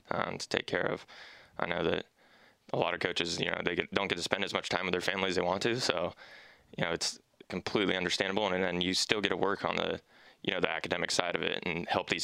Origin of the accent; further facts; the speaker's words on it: California, United States; moved away; I'm from California